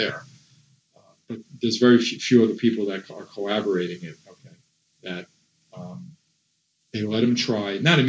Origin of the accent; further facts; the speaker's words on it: New York, United States; growing up in New York, obviously, I met a lot of the people that are related to the … world